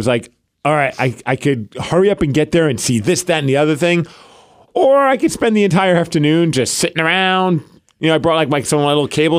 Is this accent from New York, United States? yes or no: yes; New York, United States; growing up in New York